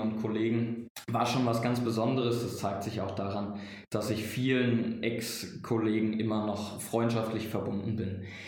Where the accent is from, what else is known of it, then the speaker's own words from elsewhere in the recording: Frankfurt, Hesse, Germany; moved away as an adult; also born or lived in Mannheim; ich komme gebürtig aus Frankfurt